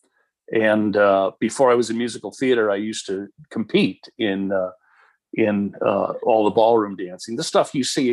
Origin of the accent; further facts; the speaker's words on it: Chicago, Illinois, United States; moved away as an adult; also born or lived in Houston; now in Southern California, United States; I grew up in Chicago